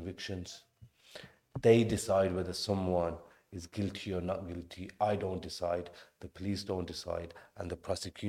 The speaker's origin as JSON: {"language": "English", "town": "Birmingham", "region": "West Midlands", "country": "United Kingdom", "tie": "born or raised there", "said": "Born and bred in Birmingham"}